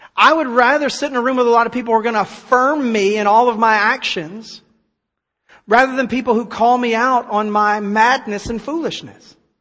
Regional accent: United States; I'm glad to live in America

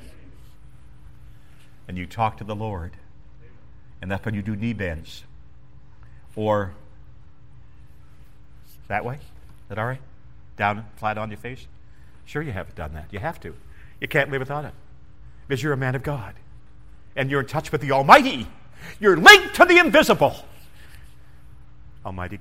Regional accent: Canada; I'm just Canadian

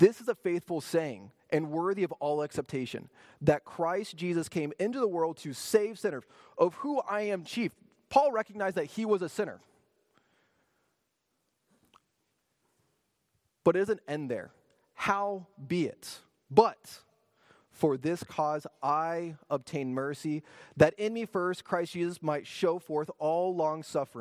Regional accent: Midwest, United States; moved away as an adult; now in Miami, United States; Growing up in the Midwest

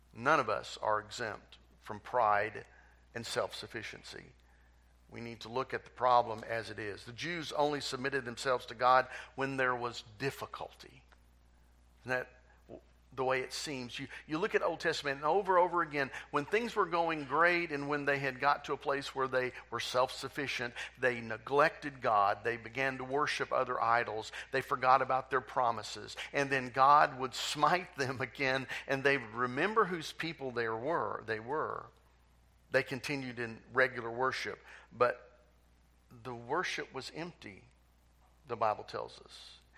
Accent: United States; I'm proud to be an American.

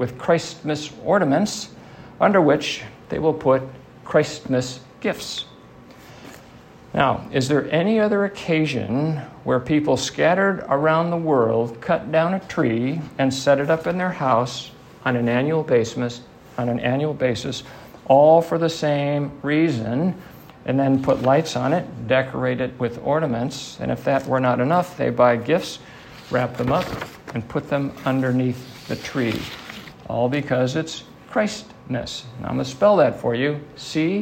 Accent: Midwest, United States; I grew up in the Midwest

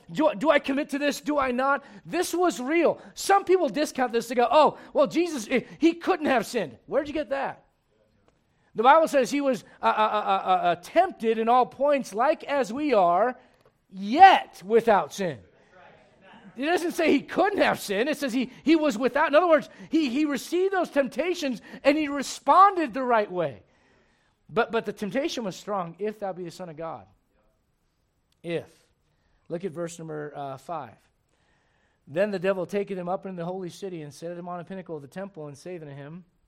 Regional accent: Puerto Rico; moved away

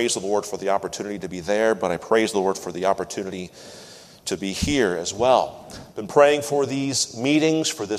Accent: just north of Seattle, Washington, United States; moved away as an adult; also born or lived in Greenville, South Carolina / New England; I'm from Washington State, just north of Seattle

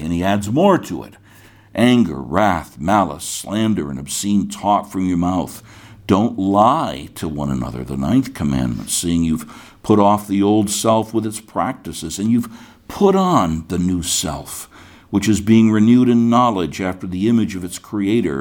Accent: United States; when I was born in 1951, I was born as an American citizen.

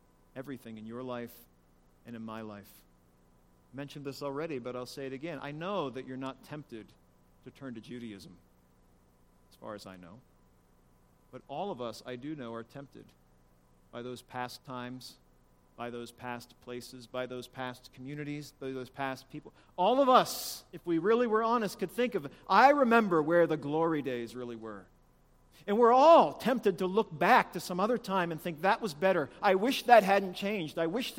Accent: Appalachia, United States; if I'm from Appalachia

